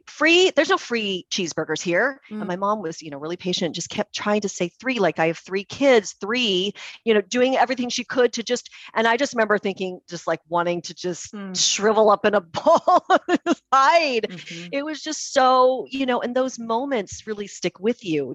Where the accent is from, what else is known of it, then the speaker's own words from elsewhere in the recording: Puyallup, Washington, United States; I was born and raised in Puyallup, which is a very, very white community.